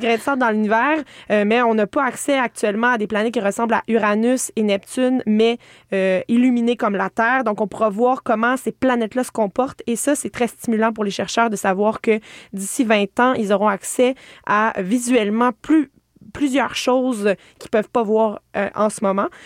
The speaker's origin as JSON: {"language": "French", "area": "Estrie", "region": "Quebec", "country": "Canada", "said": "Moi, je viens de l'Estrie"}